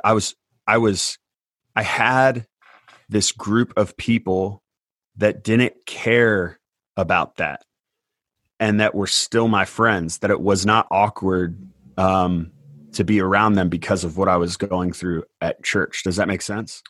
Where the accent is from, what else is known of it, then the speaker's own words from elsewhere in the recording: Indiana, United States; also born or lived in Palm Springs, California; my family moved to Indiana, where I grew up on a farm.